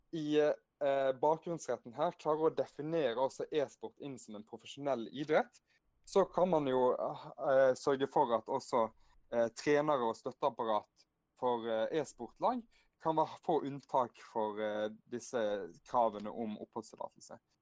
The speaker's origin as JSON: {"language": "Norwegian", "area": "Hardanger", "region": "Vestland", "country": "Norway", "tie": "born or raised there", "also_born_or_lived": "Bergen", "said": "Født i ah. Bergen, vokste opp i Hardanger"}